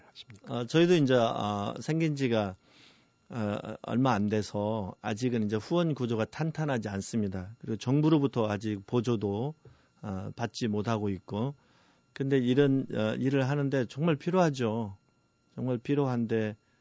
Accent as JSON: {"language": "Korean", "country": "South Korea", "said": "저는 예, 한국 사람 중에서도 깨끗한 걸 좋아하고"}